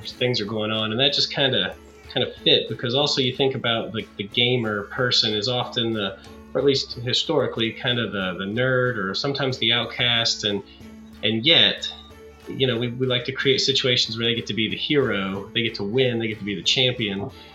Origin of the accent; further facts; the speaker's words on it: Beckley, West Virginia, United States; now in Morgantown, United States; I'm from Beckley, West Virginia, but currently uh, live and work in Morgantown, West Virginia